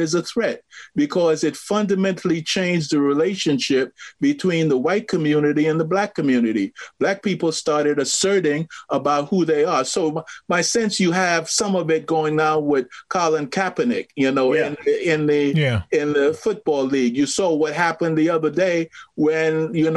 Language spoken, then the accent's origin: English; Trinidad & Tobago; I grew up in Trinidad